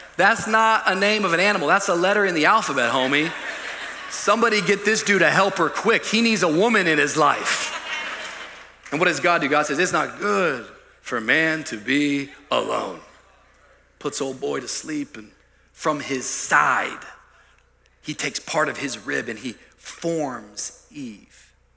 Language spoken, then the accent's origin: English; Miami, Florida, United States; I'm from Miami